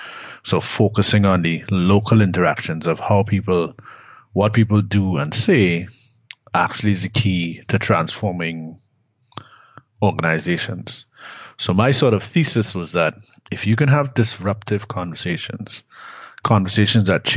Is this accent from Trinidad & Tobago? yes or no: yes; Trinidad & Tobago; moved away; also born or lived in Canada; I'm from Trinidad originally